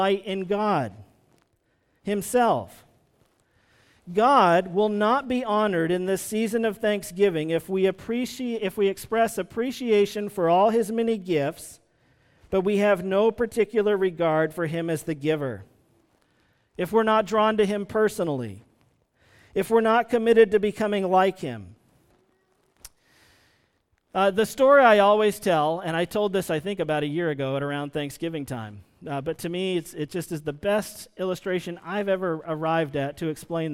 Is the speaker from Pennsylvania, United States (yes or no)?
no; Vermont, United States; I grew up in Vermont